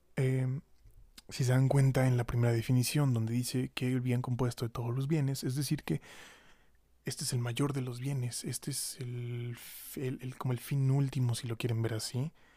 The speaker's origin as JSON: {"language": "Spanish", "country": "Mexico", "said": "como mexicanos seamos capaces"}